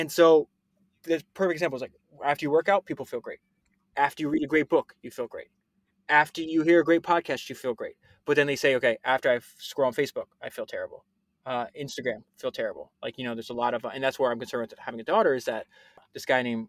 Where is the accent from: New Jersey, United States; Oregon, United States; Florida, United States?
Florida, United States; I grew up in Florida